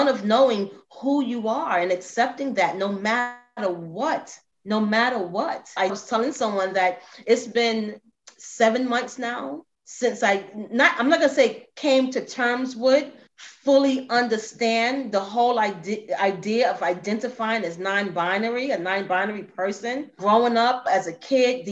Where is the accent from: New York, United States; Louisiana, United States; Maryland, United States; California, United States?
New York, United States; New York City; I am in New York City. Now, I grew up in the Bronx